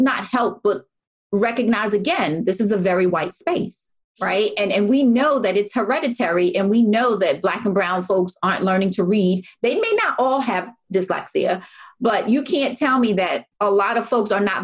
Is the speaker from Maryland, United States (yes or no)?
yes; Baltimore, Maryland, United States; I was the only Black person, Black parent, and then I was from Baltimore City